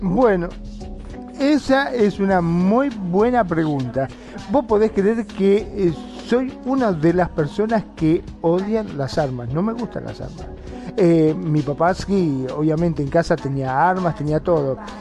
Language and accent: Spanish; Mar del Plata, Buenos Aires Province, Argentina; yo soy de Mar del Plata